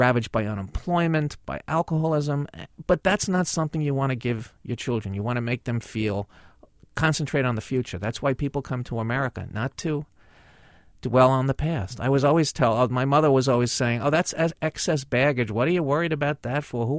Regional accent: New York City, New York, United States; now in Hastings-on-Hudson, United States; that's the feeling I grew up with in the Bronx, so I thought I was lucky to be in the Bronx. I still think I was lucky to be born and raised and educated here

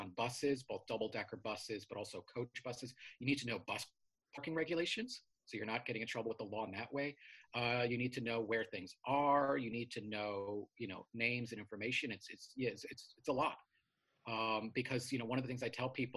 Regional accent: New York City, New York, United States; also born or lived in Flatbush, Brooklyn; I grew up in Queens, New York, a fairly sleepy neighborhood called Richmond Hill

